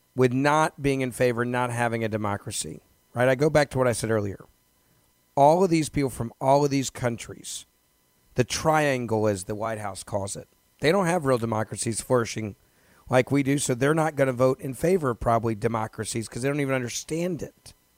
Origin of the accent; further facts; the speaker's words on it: Memphis, Tennessee, United States; my hometown of, of Memphis